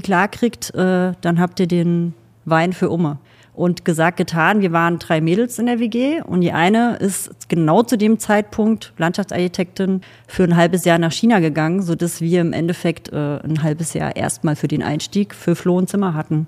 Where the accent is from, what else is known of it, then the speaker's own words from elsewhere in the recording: Thuringia, Germany; also born or lived in Saxony; now in Geisenheim, Germany; Ich komme ursprünglich aus Thüringen